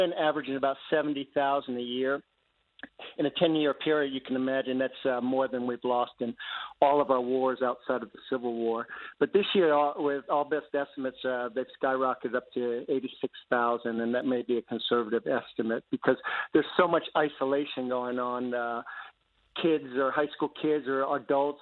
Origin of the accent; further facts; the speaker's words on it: Northern Virginia, United States; I grew up in Northern Virginia